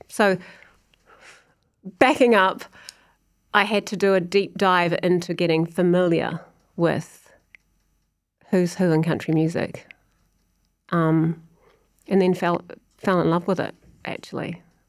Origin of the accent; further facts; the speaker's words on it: New Zealand; moved away as an adult; also born or lived in United Kingdom; now in Nashville, United States; I think that's also part of being a New Zealander as well. I think just pushing, like when you know that you have to prove yourself. And I'm now living in Nashville. I lived in the UK for 15 years.